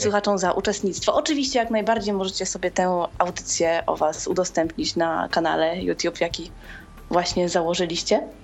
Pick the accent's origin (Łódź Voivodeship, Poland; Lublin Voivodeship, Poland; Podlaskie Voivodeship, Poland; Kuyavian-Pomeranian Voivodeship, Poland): Łódź Voivodeship, Poland; Łódź; jestem z Łodzi